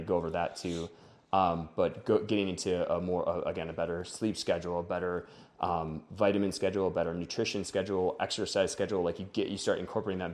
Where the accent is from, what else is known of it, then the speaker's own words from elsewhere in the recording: Wisconsin, United States; now in Denver, United States; I'm from Wisconsin, uh, came out to Denver